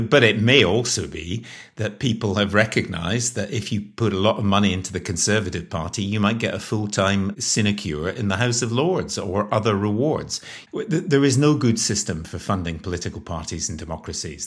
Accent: Scotland, United Kingdom; moved away; also born or lived in Northern Ireland; I'm Scottish, And I spent a lot of time living in Northern Ireland

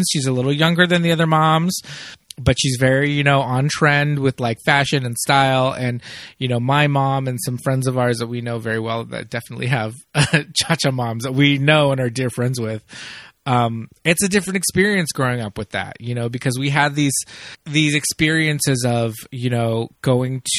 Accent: Los Angeles, California, United States; where I grew up in Los Angeles, I was on the east

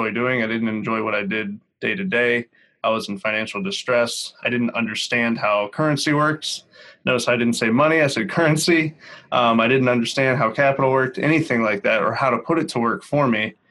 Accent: Northeast Ohio, United States; I am from Northeast Ohio.

